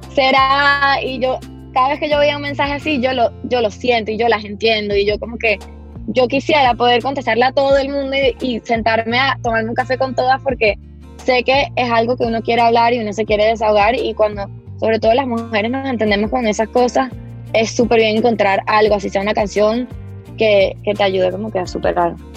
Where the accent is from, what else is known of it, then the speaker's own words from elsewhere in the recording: Venezuela; Mi familia es venezolana desde hace generaciones, muchas generaciones